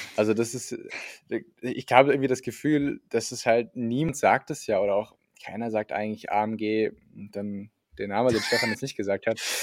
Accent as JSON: {"language": "German", "region": "Saarland", "country": "Germany", "tie": "born or raised there", "moved": "yes"}